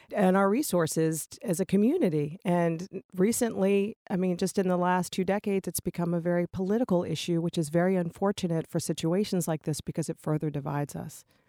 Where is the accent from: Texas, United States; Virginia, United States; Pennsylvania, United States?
Virginia, United States; Richmond; now in Massachusetts, United States; I'm from Richmond, Virginia